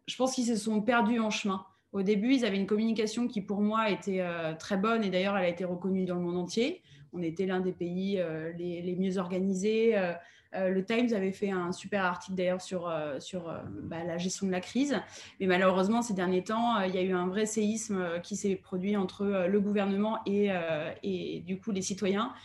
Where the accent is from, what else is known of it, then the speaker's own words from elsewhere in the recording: France; en tant que Français